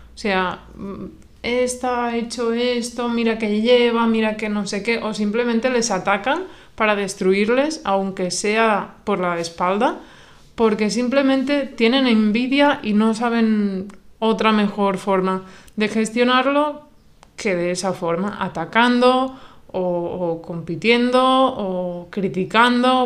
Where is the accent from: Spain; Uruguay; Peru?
Spain; La mayoría somos de España